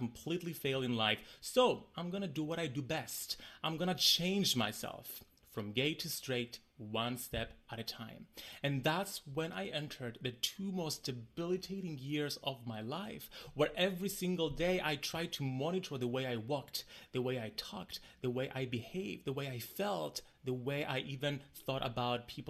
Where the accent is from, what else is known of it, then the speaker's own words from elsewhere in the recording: Cyprus; I grew up in the Mediterranean island of Cyprus, a very small community.